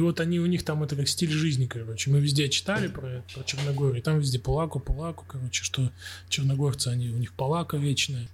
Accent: Krasnoyarsk, Krasnoyarsk Krai, Russia; moved away as an adult; also born or lived in Saint Petersburg / Podgorica; now in Warsaw, Poland; мы с … из Красноярска

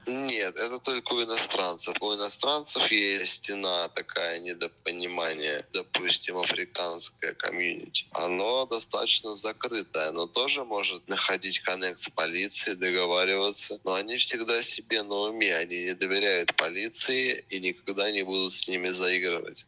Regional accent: Russia; moved away as an adult; now in Goa, India; Я обычный э, выходец из СССР

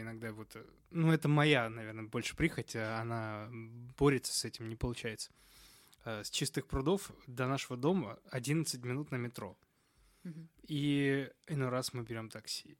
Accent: Moscow, Russia; я из Москвы

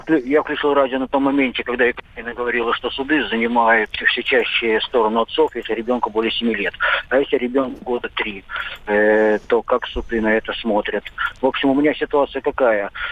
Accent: Moscow, Russia; Я москвич, квартира у меня есть своя личная, гражданство России

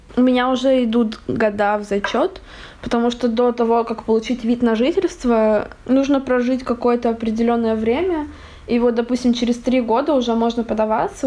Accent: Russia; moved away as an adult; now in Barcelona, Spain; я из России, я тоже из России

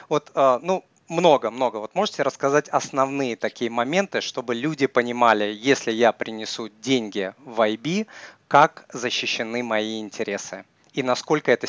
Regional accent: Russia; Может быть, я тот россиянин, который э, периодически путешествует

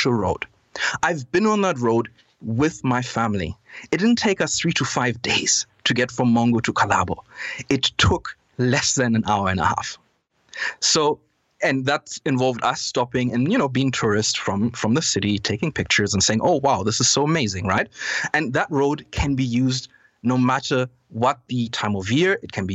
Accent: Zambia; I'm from Zambia. I was born here. I was raised here.

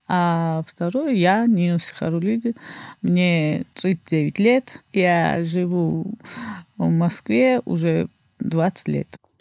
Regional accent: Batumi, Adjara, Georgia; А я родился в Батуми. Туристический город.

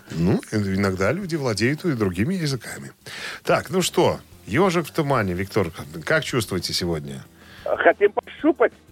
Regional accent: New York, United States; Мы из одного района. Мы из Нью-Йорка, из одного района.

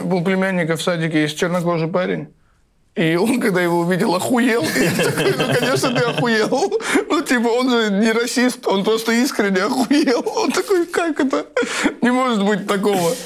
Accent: Tbilisi, Georgia; я из Тбилиси

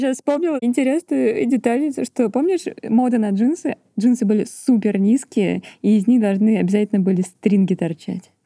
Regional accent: Volgograd, Volgograd Oblast, Russia; я родилась и выросла в Волгограде, в жилгородке

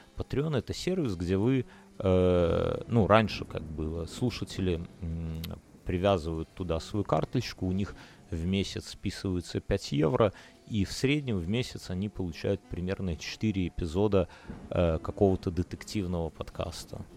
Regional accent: Belarus; я из Беларуси

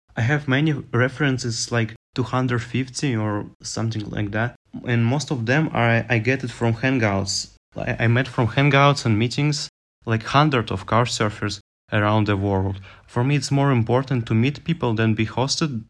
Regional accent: Minsk, Belarus; English is a second language; I was staying in Minsk, capital of Belarus

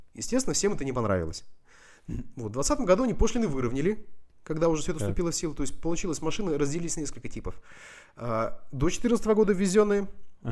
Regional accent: Russian Far East, Russia; moved away; also born or lived in Vladivostok; как человек, который из Дальнего Востока

